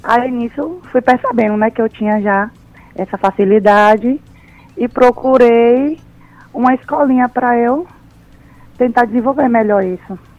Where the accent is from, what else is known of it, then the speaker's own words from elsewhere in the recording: Tucano, Bahia, Brazil; also born or lived in São Paulo; E minha mãe veio para Bahia, né? Que a gente é do interior, lá de Tucano. Aí a gente veio morar aqui